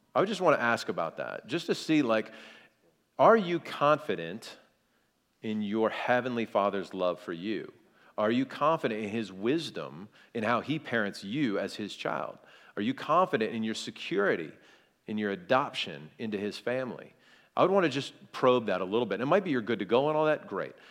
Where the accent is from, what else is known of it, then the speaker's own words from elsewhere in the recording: South Carolina, United States; I'm from, I'm from South Carolina